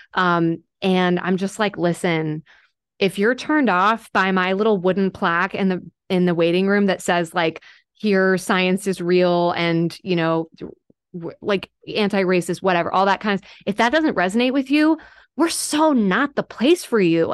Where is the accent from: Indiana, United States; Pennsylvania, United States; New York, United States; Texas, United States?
Texas, United States; moved away as an adult; now in Nashville, United States; I was born in Texas. So I, uh, I am a native Texan